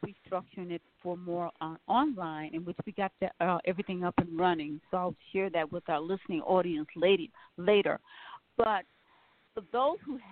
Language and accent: English; Milwaukee, Wisconsin, United States; moved away; I was raised in Milwaukee